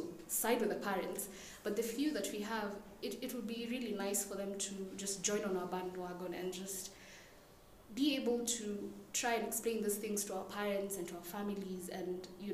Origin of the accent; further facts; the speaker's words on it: Nairobi, Kenya; I was born and raised here in Nairobi.